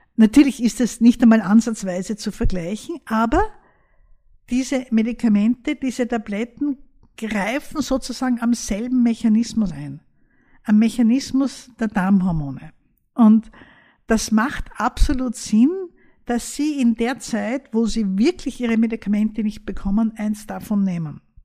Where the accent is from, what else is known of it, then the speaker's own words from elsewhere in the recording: Austria; bei uns in Österreich